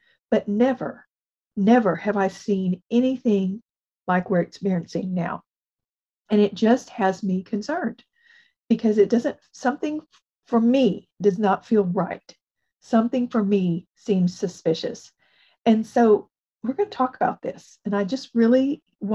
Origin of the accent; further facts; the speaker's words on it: United States; as an American